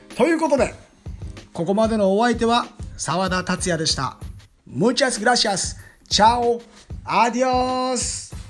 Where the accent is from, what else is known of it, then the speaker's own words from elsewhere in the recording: Shizuoka, Japan; now in Tokyo, Japan; 地元静岡